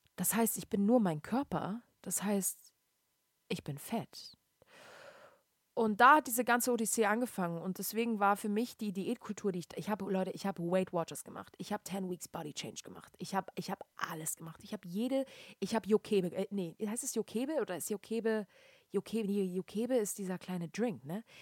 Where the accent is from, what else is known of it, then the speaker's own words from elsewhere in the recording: Hamburg, Germany; moved away; bei uns in Hamburg, Deutschland